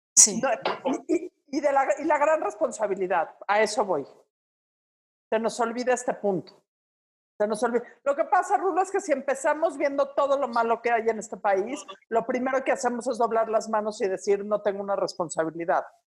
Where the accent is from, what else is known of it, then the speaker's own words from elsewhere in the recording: Mexico City, Mexico; en provincia odian los chilangos y es un odio bien ganado, porque somos conquistadores del mal gusto